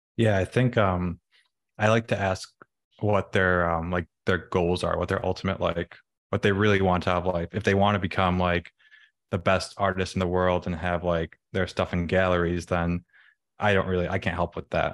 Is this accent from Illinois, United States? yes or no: yes; Chicago, Illinois, United States; I was born in the city, grew up in the suburbs, went to college in Illinois, um, and then moved back to the city